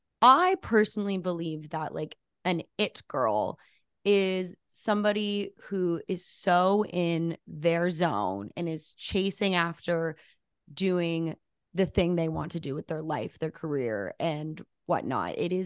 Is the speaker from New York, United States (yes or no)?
no; Albuquerque, New Mexico, United States; moved away as an adult; also born or lived in Los Angeles, California; I grew up in Albuquerque, New Mexico, which is like a very small-ish city. City's a nice word. It's a town. And I moved to LA for college.